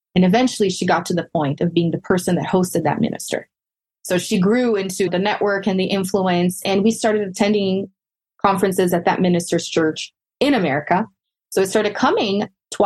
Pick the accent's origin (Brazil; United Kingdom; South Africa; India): Brazil; now in United States; I was born and raised in Brazil, so I am Brazilian. I am now an American citizen, a U.S. citizen